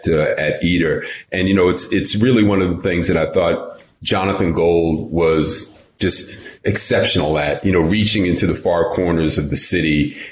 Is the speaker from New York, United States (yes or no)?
yes; New York, United States; I'm from New York.